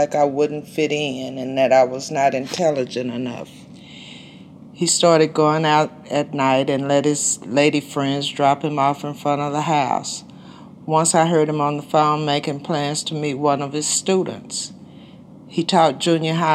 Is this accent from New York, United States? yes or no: no; Midland, Texas, United States; I was born in West Texas, Midland.